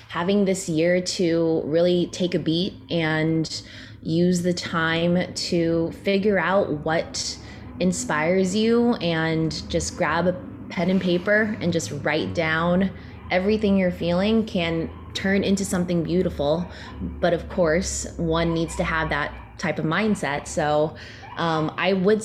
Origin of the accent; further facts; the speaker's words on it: San Francisco, California, United States; moved away as an adult; now in New York City, United States; I grew up in the Bay Area, shout out San Francisco, and then moved to New York City.